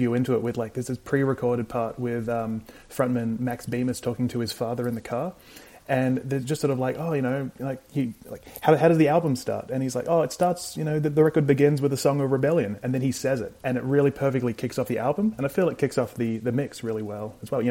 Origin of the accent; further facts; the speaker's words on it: Adelaide, South Australia, Australia; I was from Adelaide in South Australia